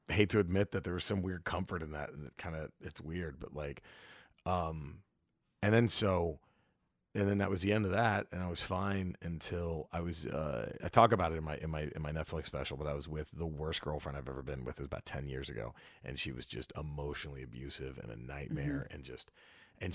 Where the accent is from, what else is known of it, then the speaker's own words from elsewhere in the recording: Dallas, Texas, United States; we're from Dallas.